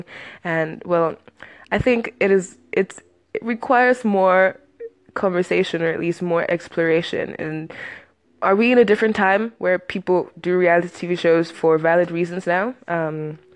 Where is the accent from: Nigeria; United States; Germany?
Nigeria; I'm Nigerian